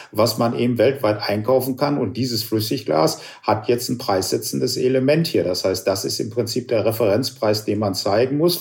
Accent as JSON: {"language": "German", "country": "Germany", "said": "auch als Deutsche"}